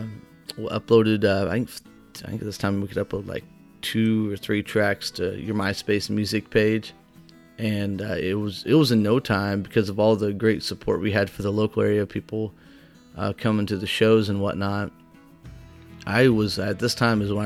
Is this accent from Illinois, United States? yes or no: yes; White Hall, Illinois, United States; my hometown, Whitehall, which was 3 miles from Root House